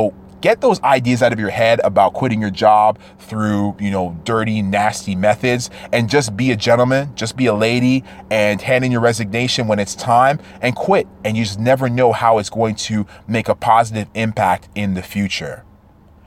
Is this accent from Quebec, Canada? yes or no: no; Toronto, Ontario, Canada; I'm from Toronto, Canada.